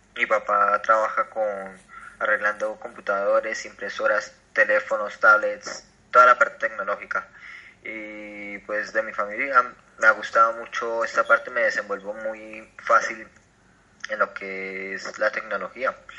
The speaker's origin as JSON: {"language": "Spanish", "town": "Acacías", "region": "Meta", "country": "Colombia", "said": "soy de Colombia, vivo en Acacidas Meta"}